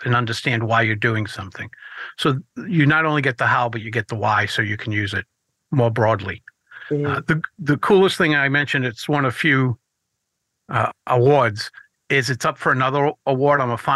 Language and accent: English; Rhode Island, United States; Two of us are from Rhode Island